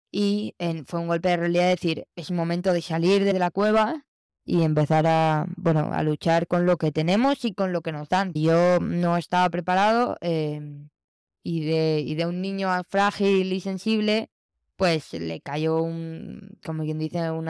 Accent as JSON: {"language": "Spanish", "town": "Barcelona", "region": "Catalonia", "country": "Spain", "said": "eh, soy de Barcelona"}